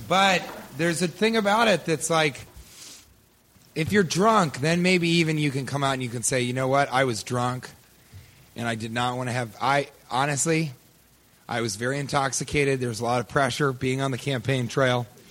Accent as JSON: {"language": "English", "region": "Colorado", "country": "United States", "tie": "born or raised there", "said": "I grew up in Colorado, in the plains of Colorado"}